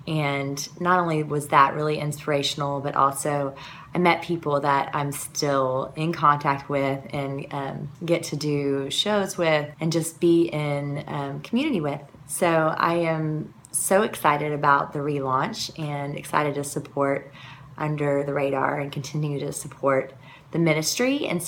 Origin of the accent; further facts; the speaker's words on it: Houston, Texas, United States; I'm from Houston, Texas.